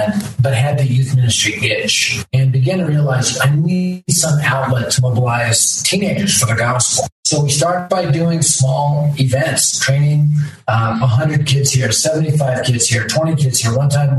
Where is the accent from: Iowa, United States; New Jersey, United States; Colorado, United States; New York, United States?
Colorado, United States; Denver; I was raised in North Denver, which is the primary area of Denver at the time.